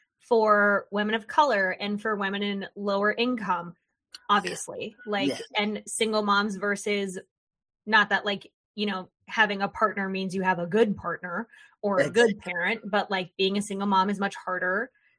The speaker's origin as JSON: {"language": "English", "region": "Florida", "country": "United States", "tie": "born or raised there", "lives_now": "North Carolina, United States", "said": "So I grew up in Florida, but now I live in North Carolina."}